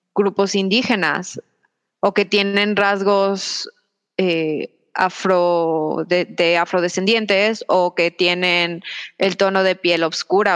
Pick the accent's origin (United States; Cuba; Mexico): Mexico; yo soy una mujer mexicana